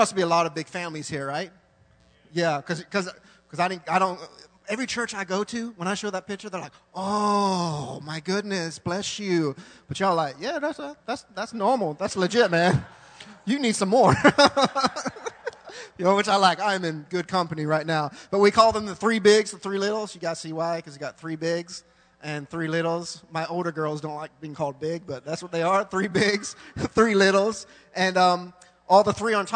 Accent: England, United Kingdom; now in Thailand; I was born in England, so I'm British

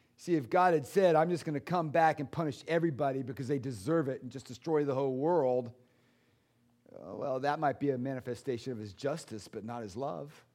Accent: United States; I'm an American

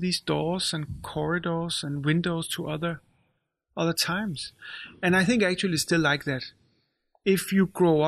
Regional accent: Copenhagen, Capital Region of Denmark, Denmark; also born or lived in Israel / Rødovre; I grew up in Valby there.

